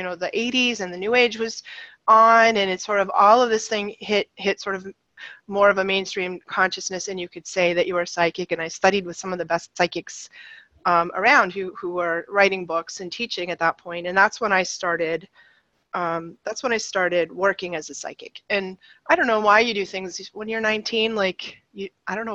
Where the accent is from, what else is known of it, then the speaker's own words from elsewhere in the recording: right outside Boston, Massachusetts, United States; I grew up in right outside Boston in the 60s and 70s